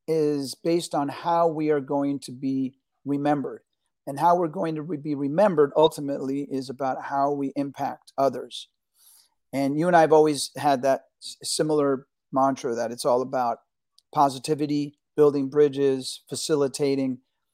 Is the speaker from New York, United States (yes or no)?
yes; New York City, New York, United States; also born or lived in Argentina; I was born in Argentina. My parents came here escaping fascism from Argentina. And I grew up in New York City, which was a great melting pot